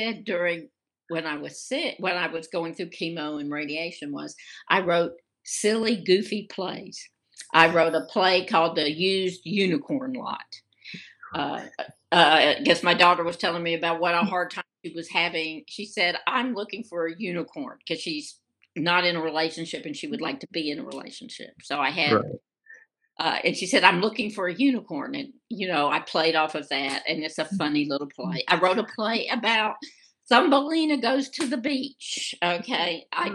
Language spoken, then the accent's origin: English; Birmingham, Alabama, United States; I was raised in Alabama, raised in Birmingham